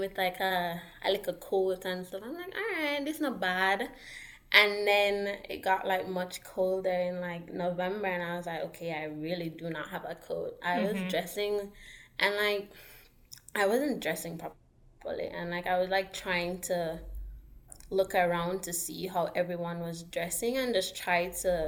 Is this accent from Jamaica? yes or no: yes; Kingston, Jamaica; moved away as an adult; now in Ithaca, United States; I'm from Kingston, Jamaica